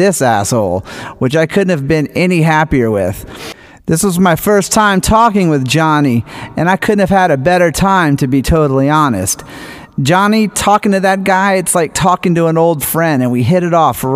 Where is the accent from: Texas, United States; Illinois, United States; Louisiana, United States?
Louisiana, United States; New Orleans; I'm from New Orleans